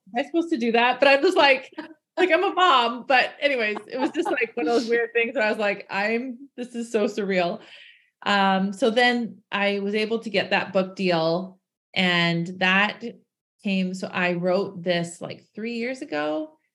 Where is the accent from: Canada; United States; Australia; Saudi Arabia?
Canada; I'm from Canada. We have lots of snow here.